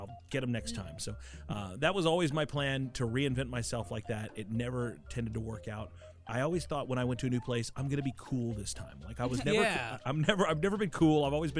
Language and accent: English; England, United Kingdom; I'm from England.